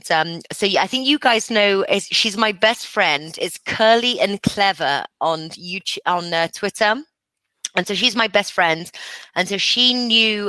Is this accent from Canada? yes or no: no; England, United Kingdom; moved away; also born or lived in Costa Rica; I'm English.